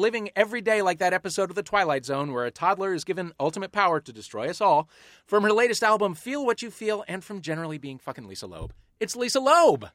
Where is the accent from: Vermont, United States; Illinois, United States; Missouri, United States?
Missouri, United States; St. Louis; moved away; that's my hometown